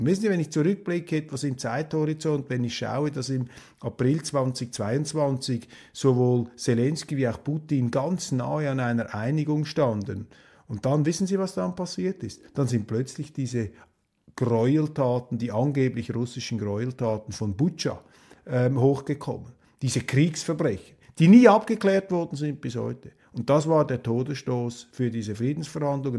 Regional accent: Switzerland; also born or lived in Germany; als Schweizer

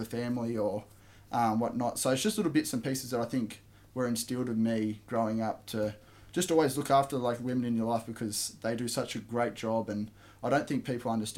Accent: Camden, New South Wales, Australia; I was born in Camden, so southwest of Sydney, about an hour and a half, I'd say, out of the city. And pretty much growing up, I had a very blessed childhood

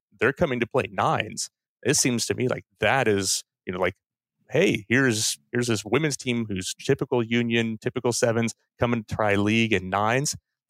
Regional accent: United States; accent: American; covering American rugby league as an American right now.

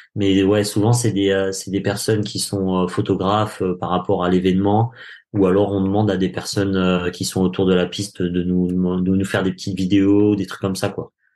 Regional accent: France; nous en tant que Français

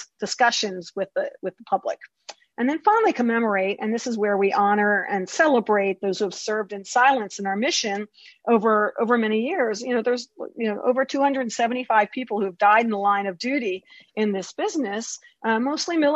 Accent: Baltimore, Maryland, United States; I'm from Baltimore.

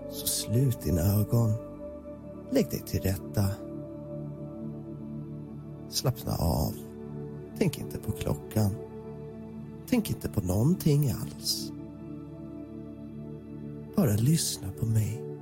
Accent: Trosa, Södermanland, Sweden; En typisk småstad. {S255} En {S0} skärgårdsidyll. En småstadsidyll. Staden heter Trosa

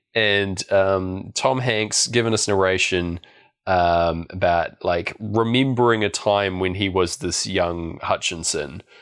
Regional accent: Christchurch, Canterbury, New Zealand; I was going from Blenheim back to my hometown of Christchurch

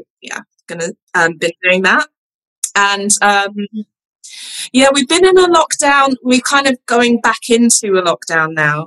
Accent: London, United Kingdom; also born or lived in Nottingham; I grew up in London and then, I went to university in Nottingham.

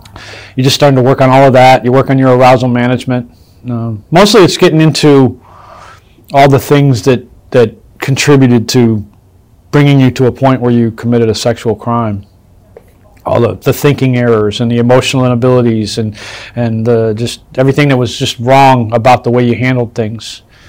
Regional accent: Chicago, Illinois, United States; I was born in Chicago.

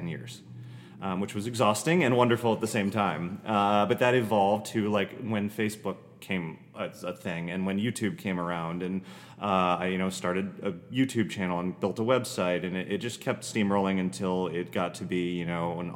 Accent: Florida, United States; moved away as an adult; also born or lived in Orlando; now in Philadelphia, United States; I grew up in Florida

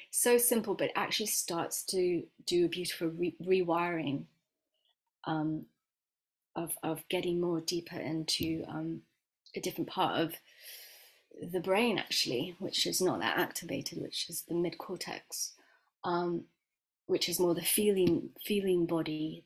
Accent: West Midlands, United Kingdom; also born or lived in Miami, Florida, United States / Dunchurch, Warwickshire / London; I moved here when I was 9

